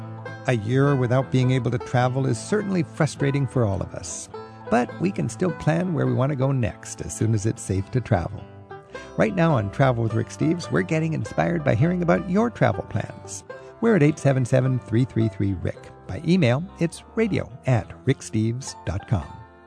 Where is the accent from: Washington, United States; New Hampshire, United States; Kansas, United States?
Washington, United States; went to the little Museum of Northwest Art in my hometown. And I just thought, what a delightful opportunity to be aware of a great museum in my own town